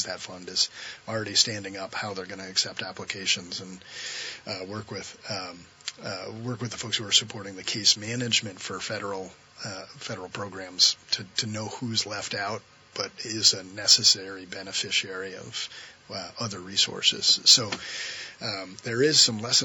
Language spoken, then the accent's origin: English; Middlesex, Vermont, United States; I grew up in Middlesex